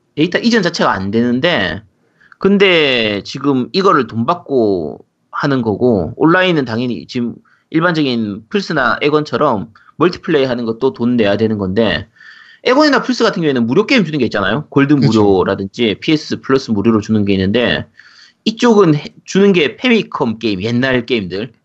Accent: Busan, South Korea; 저는 이제 부산이라서 롯데 팬이기 때문에

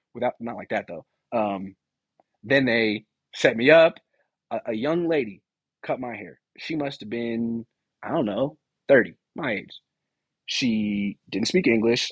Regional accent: California, United States; I'm a Californian.

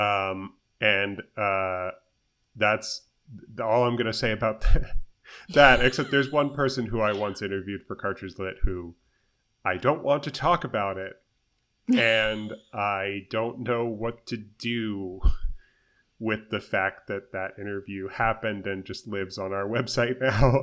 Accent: United States; as an American person speaking English

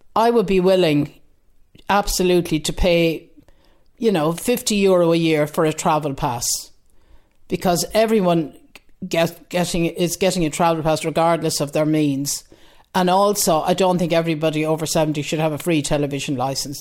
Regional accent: Galway, Connacht, Ireland; now in Dean's Grange, Ireland; I'm originally from Galway, living in Dean's Grange for over forty years

